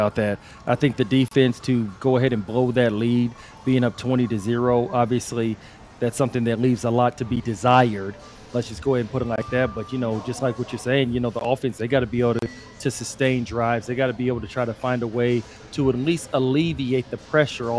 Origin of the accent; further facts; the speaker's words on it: Texas, United States; I'm from Texas.